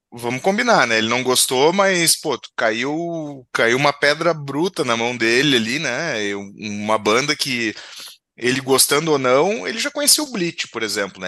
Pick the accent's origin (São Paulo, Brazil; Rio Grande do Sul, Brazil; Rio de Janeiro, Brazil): Rio Grande do Sul, Brazil; aqui do Rio Grande do Sul